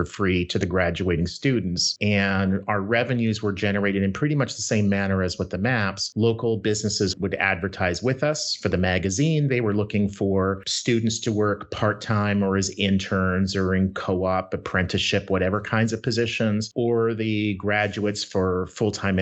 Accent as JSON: {"language": "English", "town": "Winnipeg", "region": "Manitoba", "country": "Canada", "tie": "born or raised there", "moved": "yes", "lives_now": "Minnesota, United States", "said": "I grew up in Winnipeg, Canada"}